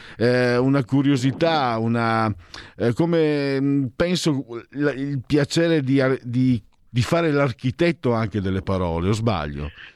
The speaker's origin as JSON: {"language": "Italian", "region": "Friuli-Venezia Giulia", "country": "Italy", "moved": "yes", "lives_now": "Milan, Italy", "said": "vengo dal Friuli, il mio friulano, il mio veneto sono, che sono due lingue anche diversissime tra loro"}